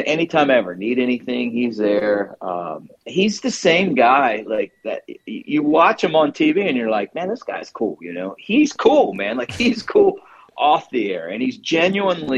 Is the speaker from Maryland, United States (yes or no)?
yes; Baltimore, Maryland, United States; moved away; also born or lived in New Jersey; I grew up in Baltimore